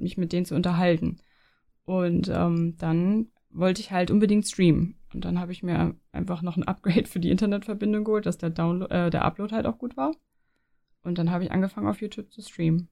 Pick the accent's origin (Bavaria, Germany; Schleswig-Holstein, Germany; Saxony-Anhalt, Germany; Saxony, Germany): Schleswig-Holstein, Germany; near the Danish border; moved away as an adult; also born or lived in Leipzig; now in Switzerland; ich komme ja, ich komme ja aus Norddeutschland von der dänischen Grenze